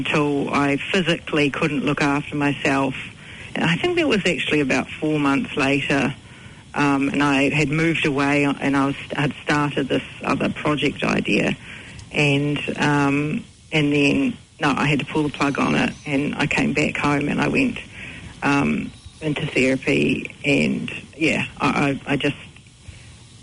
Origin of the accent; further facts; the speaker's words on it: New Zealand; also born or lived in United Kingdom; I've grown up here. We've had it in the family for 35 years